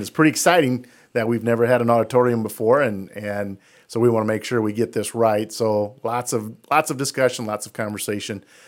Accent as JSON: {"language": "English", "town": "Denver", "region": "Iowa", "country": "United States", "tie": "born or raised there", "lives_now": "Jesup, United States", "said": "I'm from Denver. So, uh, we used to play Jess up when I was in school in Denver"}